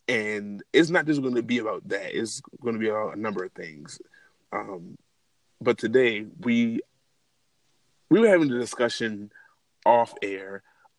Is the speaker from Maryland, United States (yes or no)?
yes; Baltimore, Maryland, United States; moved away as an adult; now in Atlanta, United States; I'm not originally from Atlanta, I'm actually from Baltimore. I moved to Atlanta to pursue and get my photography business off the floor and ground. And here I am, been here almost 3.5 years.